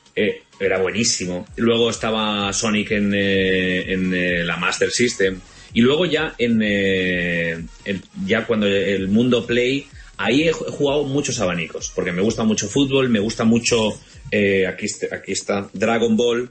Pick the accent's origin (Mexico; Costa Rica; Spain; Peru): Spain; Valencian Community; como buen valenciano que soy